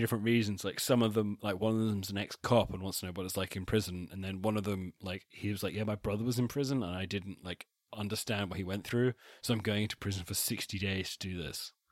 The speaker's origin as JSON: {"language": "English", "area": "Wiltshire", "region": "South West England", "country": "United Kingdom", "said": "I'm technically from Wessex, but only in the sense that I am from Wiltshire"}